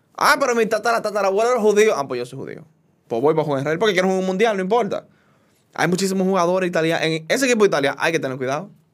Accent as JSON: {"language": "Spanish", "country": "Dominican Republic", "said": "como dominicano"}